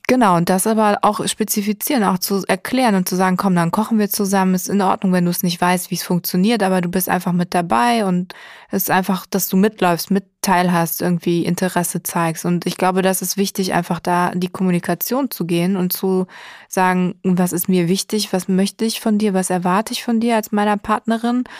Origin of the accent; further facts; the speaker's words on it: Germany; als Deutsche